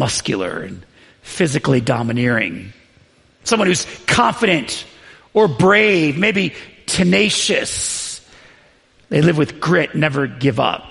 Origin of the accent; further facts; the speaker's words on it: the North, United States; I was from the North